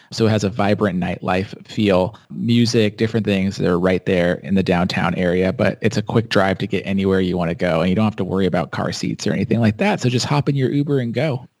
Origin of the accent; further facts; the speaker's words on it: San Diego, California, United States; I was actually born and raised here in San Diego. Uh, I grew up here.